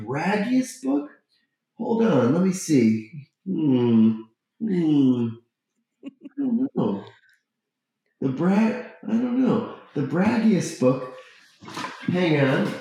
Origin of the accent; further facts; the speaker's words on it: Florida, United States; moved away; I grew up in Florida